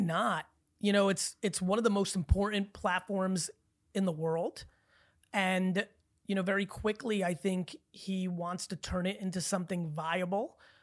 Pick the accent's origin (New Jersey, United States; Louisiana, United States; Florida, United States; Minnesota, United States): New Jersey, United States; also born or lived in Belarus; growing up in Jersey in the eighties